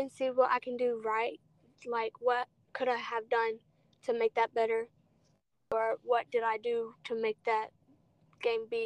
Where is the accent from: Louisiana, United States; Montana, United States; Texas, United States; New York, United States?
Louisiana, United States; born there; Because I was born in Louisiana